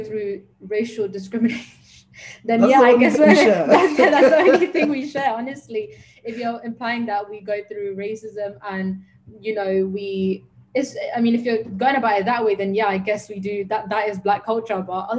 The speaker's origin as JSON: {"language": "English", "region": "London", "country": "United Kingdom", "tie": "born or raised there", "said": "growing up in London, Africa"}